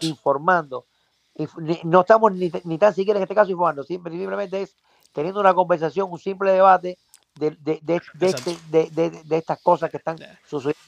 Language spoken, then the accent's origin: Spanish; Cuba; moved away; como cubanos al fin tenemos la responsabilidad